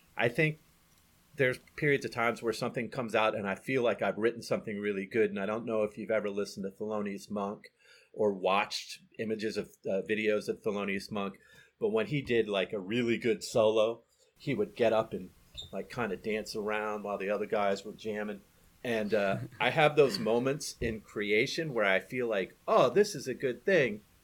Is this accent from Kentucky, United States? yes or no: no; Nashville, Tennessee, United States; moved away; also born or lived in Baltimore; I was born in, in Nashville.